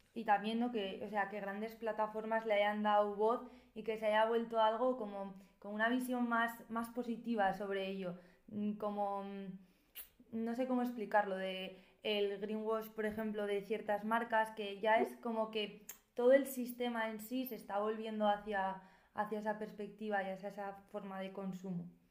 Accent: Navarre, Spain; yo siendo de Navarra, que también soy de un pueblo

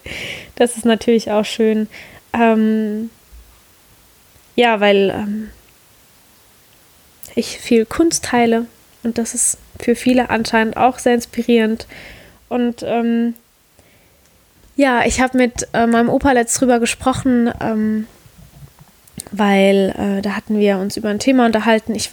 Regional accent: Rhineland-Palatinate, Germany; Heimatort ist für mich mein Dörfchen, wo ich groß geworden bin, ein ganz kleines Dörfchen in der Südpfalz.

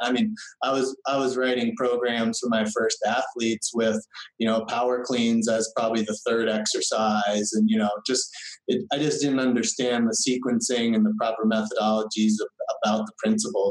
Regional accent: Central Vermont, United States; moved away as an adult; also born or lived in Lebanon, New Hampshire; I'm from Central Vermont, very small town

